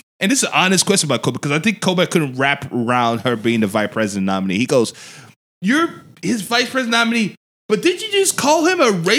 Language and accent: English; Lagos, Nigeria; now in United States; I grew up in Nigeria. I was born and raised in Nigeria.